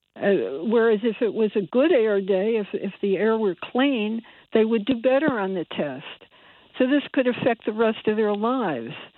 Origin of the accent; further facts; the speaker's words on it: Bridgeport, Connecticut, United States; I was born in Bridgeport, and I I grew up in Bridgeport